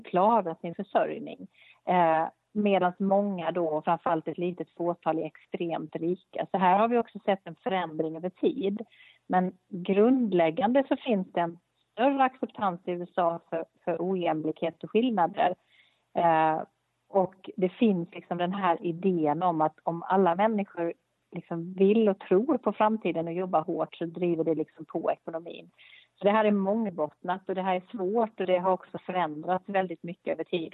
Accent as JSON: {"language": "Swedish", "country": "Sweden"}